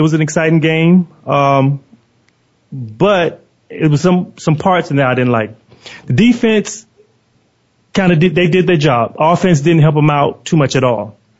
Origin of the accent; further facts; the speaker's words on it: Florida, United States; I'm from Florida